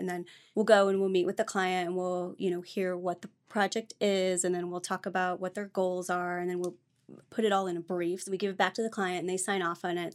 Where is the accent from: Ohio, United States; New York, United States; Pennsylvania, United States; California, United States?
Ohio, United States; moved away as an adult; also born or lived in Granville, Ohio / Colorado; Originally, I'm from Ohio